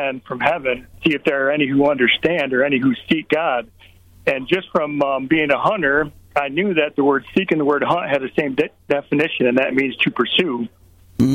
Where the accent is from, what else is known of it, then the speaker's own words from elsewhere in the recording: Michigan, United States; So we're from Michigan, so I was deer hunting one night and sitting in my tree stand